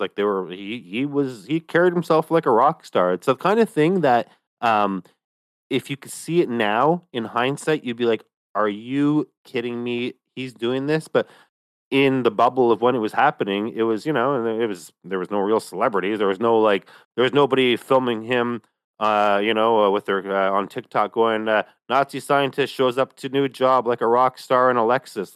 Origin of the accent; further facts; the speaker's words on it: Canada; Myself as a Canadian in, uh, the capital region